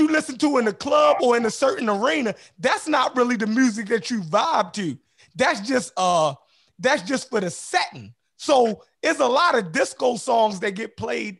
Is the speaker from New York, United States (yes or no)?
no; Baltimore, Maryland, United States; I'm from Baltimore